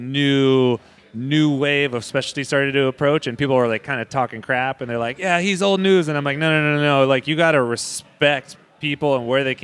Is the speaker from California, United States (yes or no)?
yes; Modesto, California, United States; also born or lived in San Francisco; I was making coffee in my hometown